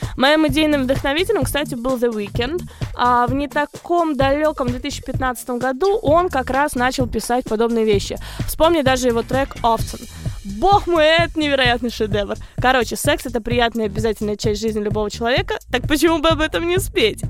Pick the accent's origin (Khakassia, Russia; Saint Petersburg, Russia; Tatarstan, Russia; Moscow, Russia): Moscow, Russia; also born or lived in Rostov Oblast; now in United States; я приезжала из Москвы к бабушке в Ростовскую область